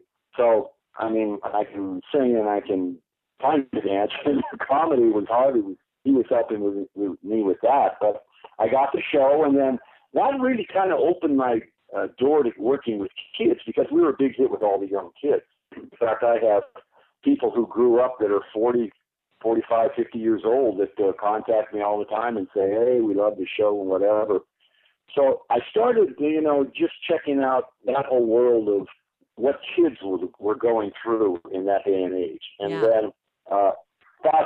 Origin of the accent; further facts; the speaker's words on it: Denver, Colorado, United States; moved away as an adult; also born or lived in California / Aurora; I was raised in Denver and Aurora